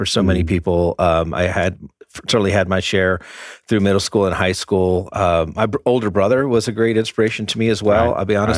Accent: Orlando, Florida, United States; also born or lived in New Jersey; now in Atlanta, United States; I consider Florida a home, Orlando, predominantly, moved around the state quite a bit.

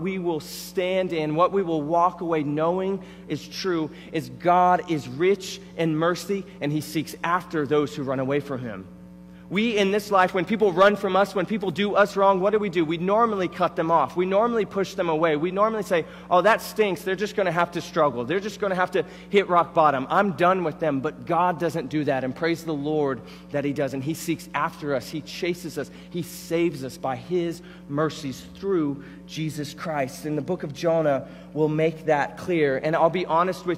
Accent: Florida, United States; I grew up in Florida, so I grew up going to Disney

